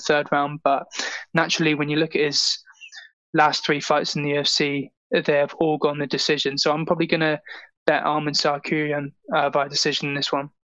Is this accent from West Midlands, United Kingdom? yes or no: no; Gosport, South East England, United Kingdom; I'm still in my hometown